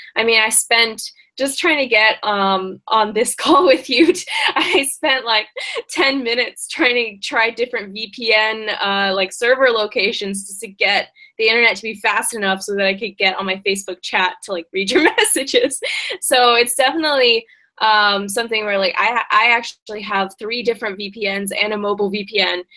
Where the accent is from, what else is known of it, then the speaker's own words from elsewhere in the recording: Seattle, Washington, United States; moved away as an adult; now in China; I'm originally from Seattle, and I first came to China to uh, to study abroad